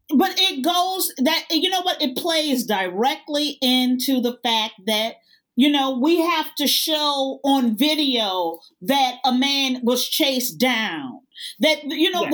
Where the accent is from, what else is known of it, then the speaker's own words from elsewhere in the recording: United States; as an American